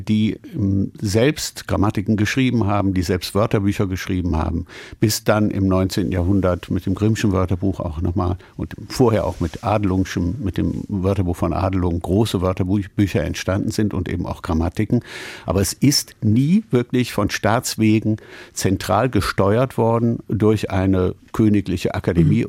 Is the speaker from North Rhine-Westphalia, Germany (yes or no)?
yes; Cologne, North Rhine-Westphalia, Germany; moved away as an adult; also born or lived in Paris; Heimweh nach meiner Heimatstadt Köln